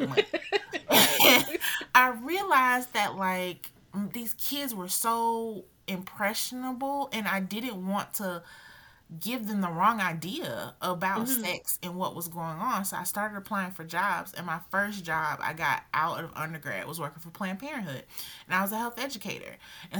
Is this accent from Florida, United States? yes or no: no; Augusta, Georgia, United States; moved away as an adult; also born or lived in North Carolina; now in South Carolina, United States; I was born and raised in Augusta, Georgia